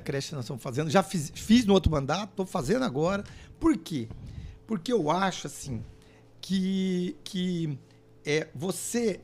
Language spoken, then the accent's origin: Portuguese; Londrina, Paraná, Brazil; Eu nasci em Londrina